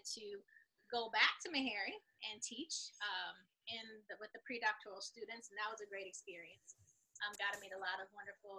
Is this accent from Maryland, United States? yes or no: yes; Prince George's County, Maryland, United States; moved away as an adult; also born or lived in Durham, North Carolina / Nashville, Tennessee / Chicago, Illinois / Atlanta, Georgia; I am originally from the Washington, D.C. area. I grew up in Prince George's County, Maryland, PG.